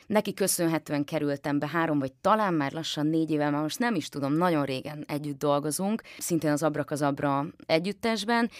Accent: Nyírmada, Szabolcs-Szatmár-Bereg, Hungary; én nyírmadai vagyok

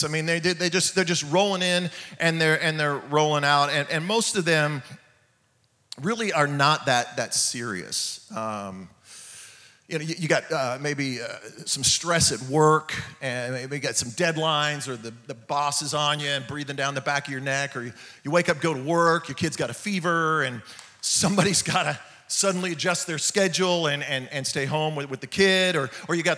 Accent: California, United States; now in Oklahoma, United States; I'm from California

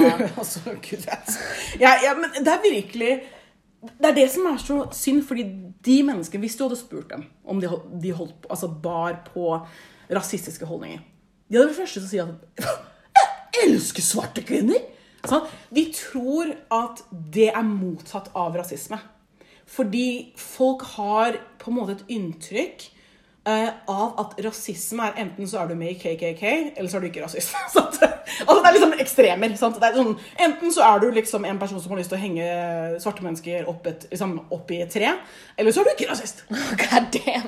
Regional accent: Oslo, Norway; født og oppvokst i Oslo, vokst opp på liksom, den mest multikulturelle

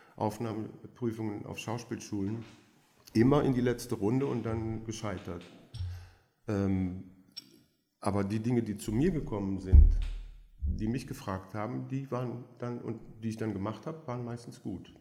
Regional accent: Belgium; first language French; German is a second language; also born or lived in Aachen; now in Berlin, Germany; Ich bin tatsächlich in Belgien mit erster Sprache Französisch aufgewachsen

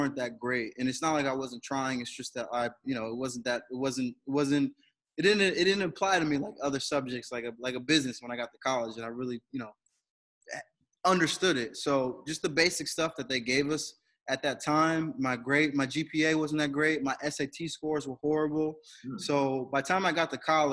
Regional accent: Bridgeport, Connecticut, United States; moved away as an adult; also born or lived in Naugatuck, Connecticut; now in Worcester, United States; I grew up in Connecticut

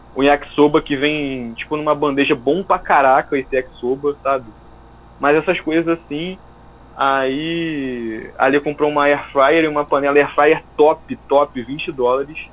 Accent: Rio de Janeiro, Brazil; moved away as an adult; now in United States; eu sou brasileiro, você sabe como é que eu falo

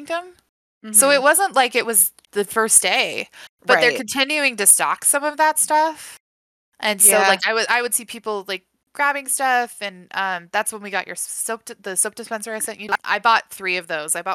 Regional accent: Utah, United States; now in Wyoming, United States; I grew up in Utah.

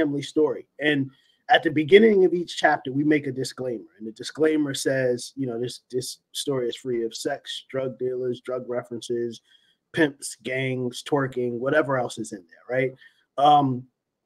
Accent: New York City, New York, United States; East New York, where I grew up in Brooklyn

